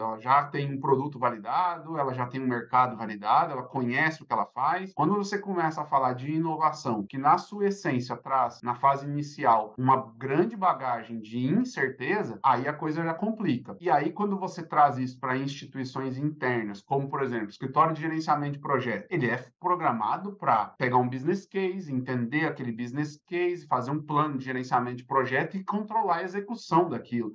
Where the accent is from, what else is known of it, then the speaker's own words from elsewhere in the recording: São Paulo, Brazil; moved away; eu sou, sou paulistano, já vivi em alguns lugares aí do Brasil e do mundo